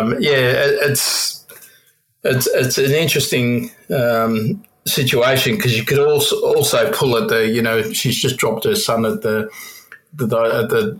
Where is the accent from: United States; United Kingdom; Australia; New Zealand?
Australia; Melbourne, Victoria; I had a long rap sheet growing up in Belterra and Turana.